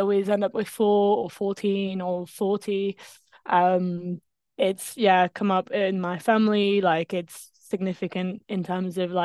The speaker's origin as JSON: {"language": "English", "country": "France", "also_born_or_lived": "Bedford, England", "second_language": "English", "moved": "yes", "lives_now": "England", "said": "I'm not English. I am French"}